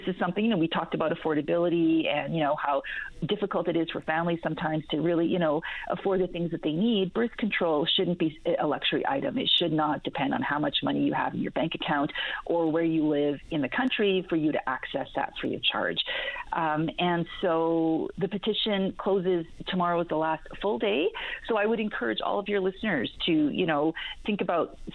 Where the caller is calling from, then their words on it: Calgary, Alberta, Canada; I'm calling from Calgary